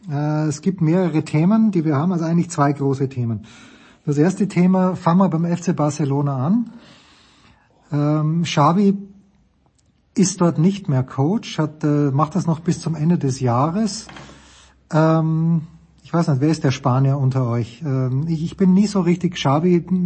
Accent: Austria; ich komme aus Österreich.

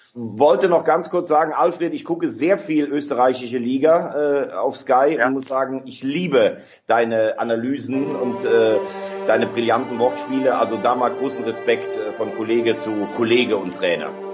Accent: Germany; als Deutscher

